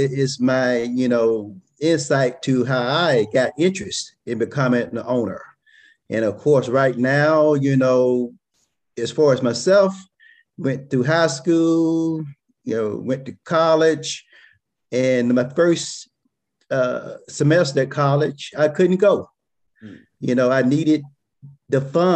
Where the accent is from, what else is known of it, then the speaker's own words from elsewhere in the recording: Edenton, Georgia, United States; born in a small town, Edenton, Georgia, which is about 80 miles east of Atlanta. And, you know, my dad and ma ran a big farm